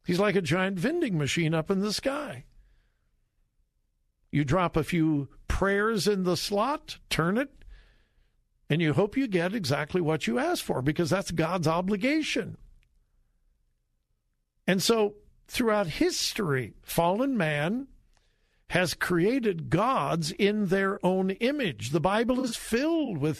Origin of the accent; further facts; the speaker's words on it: California, United States; moved away; I grew up in California, in the golden years of California.